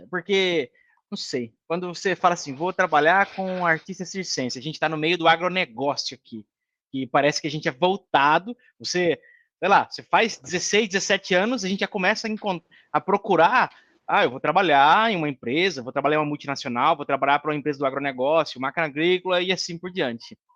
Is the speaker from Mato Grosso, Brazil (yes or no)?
yes; Rondonópolis, Mato Grosso, Brazil; Eu sou nascido aqui em Rondonópolis, né? E amo esse lugar